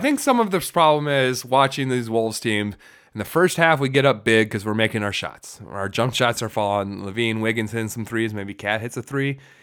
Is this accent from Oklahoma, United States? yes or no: no; Farmington, Minnesota, United States; we grew up in Farmington